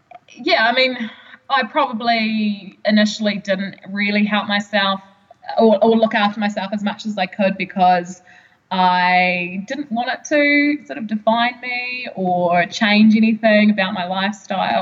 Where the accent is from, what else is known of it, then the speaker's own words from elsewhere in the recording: Gore, Southland, New Zealand; also born or lived in Dunedin; between there and home, I was traveling up and down to see, you know, my GP in Gore